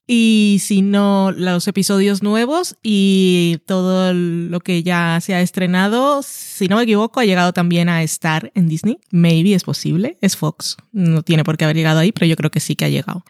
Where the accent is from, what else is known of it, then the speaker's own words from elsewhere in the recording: Barranquilla, Atlántico, Colombia; also born or lived in Madrid; now in Burgos, Spain; soy barranquillera